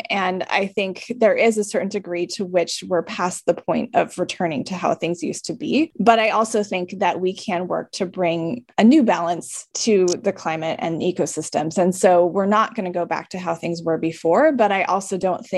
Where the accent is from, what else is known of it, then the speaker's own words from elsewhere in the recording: California, United States; moved away as an adult; also born or lived in Midwest; I grew up in California, I spent quite a bit of time in the Midwest